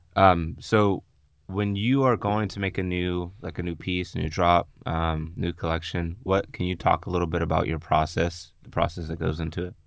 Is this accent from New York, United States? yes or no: no; Pittsburgh, Pennsylvania, United States; moved away; when I go back home, I'm from Pittsburgh, Pennsylvania yeah. originally